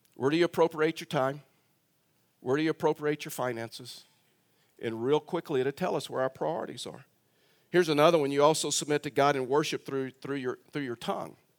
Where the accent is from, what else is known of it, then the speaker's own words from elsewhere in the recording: Texas, United States; I'm a Texan